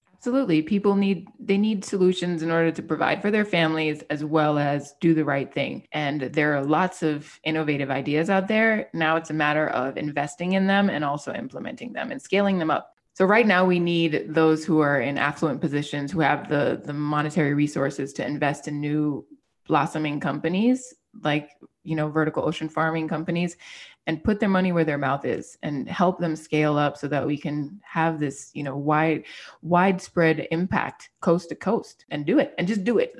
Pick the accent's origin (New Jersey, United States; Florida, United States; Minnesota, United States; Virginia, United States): Florida, United States; Miami; being a Miami native and growing up in South Florida